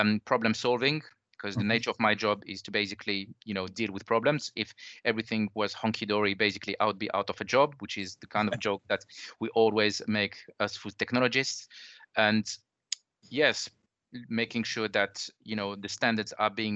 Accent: France; accent: French; English is a second language; moved away as an adult; now in United Kingdom; I'm originally from France, as the accent gives away.

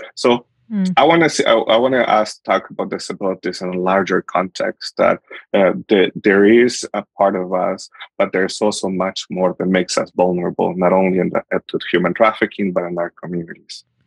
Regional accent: Honduras; moved away; I am from Honduras. I was born and raised in Honduras.

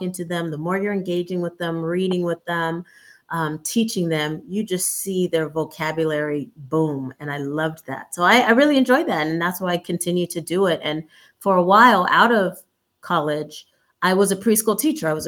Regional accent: Fresno, California, United States; also born or lived in Compton / Los Angeles; now in Sacramento, United States; I'm actually originally from Fresno, but if we took it way, way back, I was born in Compton. But as an infant, we moved to Fresno, and then that's where I'm from.

